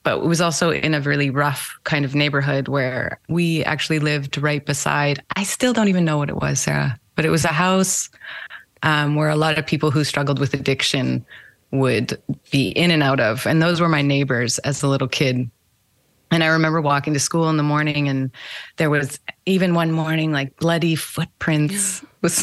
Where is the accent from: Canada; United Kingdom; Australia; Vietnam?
Canada; Winnipeg, Manitoba; born or raised there; also born or lived in Moose Jaw, Saskatchewan